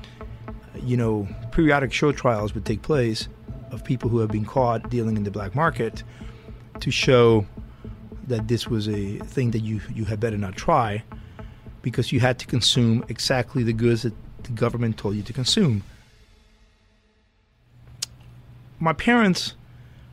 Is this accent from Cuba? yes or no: yes; Cuba; moved away; Growing up in Cuba under communism